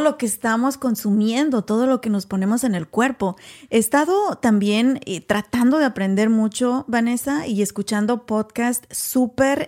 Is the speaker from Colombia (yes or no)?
no; Mexico; now in United States; México, por ejemplo, de donde yo soy originaria